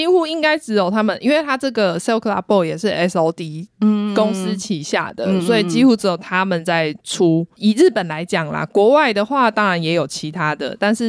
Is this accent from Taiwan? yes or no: yes; Taiwan; 连我们台湾人都知道铃木一彻了